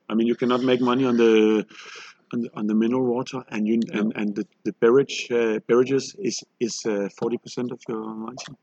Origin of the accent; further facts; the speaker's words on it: Copenhagen, Capital Region of Denmark, Denmark; we're from Copenhagen. We do sparkling tea